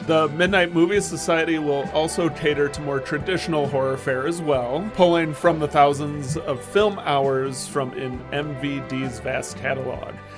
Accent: Midwest, United States; now in Maryland, United States; I grew up in the Midwest where you are

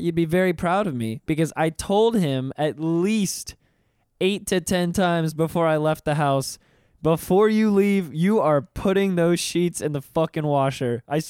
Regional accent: Pensacola, Florida, United States; moved away; I grew up in Pensacola, right next to Alabama

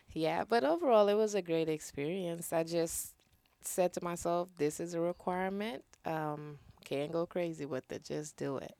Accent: Trinidad & Tobago; now in United States; growing up in Trinidad

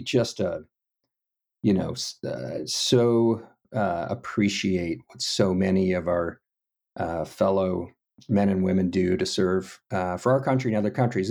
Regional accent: Houston, Texas, United States; moved away; little bit of pride there and uniqueness about being from Texas, but really, it was kinda like just growing up in a suburb.

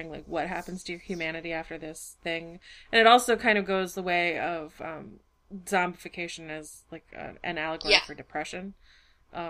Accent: United States; growing up in America

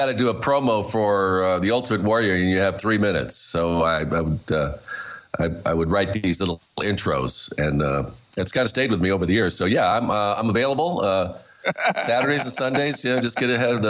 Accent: Tucson, Arizona, United States; I grew up in Arizona, down in Tucson

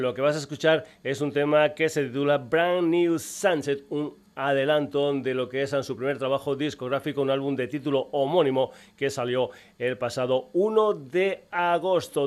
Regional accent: Extremadura, Spain; mi tierra, de Extremadura

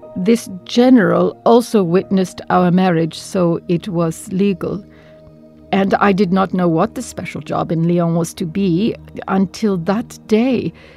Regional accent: Turkey; moved away as an adult; also born or lived in Batumi, Georgia / France; now in Montreal, Canada; I am born in Batumi, Georgia, on the border of Turkey

